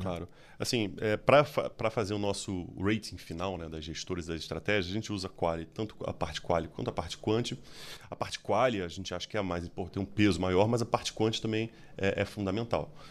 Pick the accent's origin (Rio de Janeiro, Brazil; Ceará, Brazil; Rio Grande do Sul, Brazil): Rio de Janeiro, Brazil; accent: carioca; moved away as an adult; now in São Paulo, Brazil; talvez pelo sotaque, vocês percebem, sou carioca.